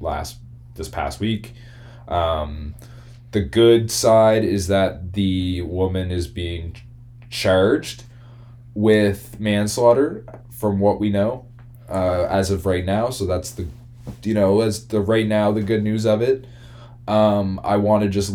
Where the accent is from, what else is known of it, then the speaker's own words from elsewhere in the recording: Halifax, Nova Scotia, Canada; We're both oddly from Halifax, Nova Scotia